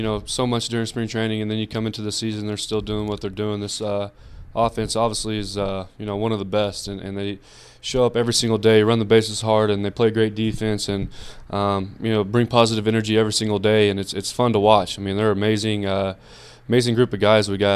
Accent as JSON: {"language": "English", "town": "Brownwood", "region": "Texas", "country": "United States", "tie": "born or raised there", "said": "I grew up in Brownwood"}